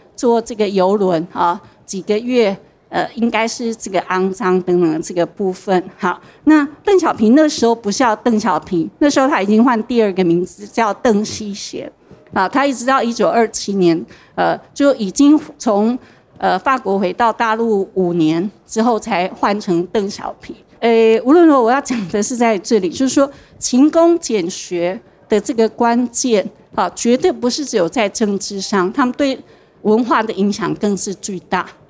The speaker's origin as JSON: {"language": "Chinese", "town": "Taichung", "country": "Taiwan", "said": "因为我是台中人嘛"}